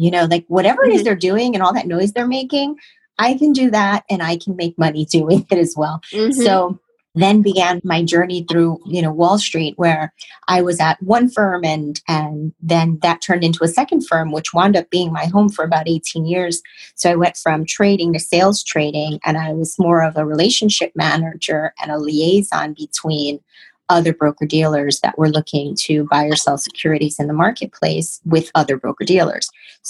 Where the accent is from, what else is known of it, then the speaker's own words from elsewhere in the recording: Chicago, Illinois, United States; moved away as an adult; now in New York, United States; I came to New York from Chicago and I needed a job.